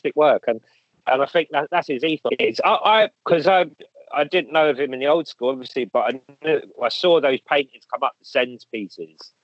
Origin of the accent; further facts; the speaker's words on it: London, United Kingdom; I grew up like in Kilburn, same thing in the eighties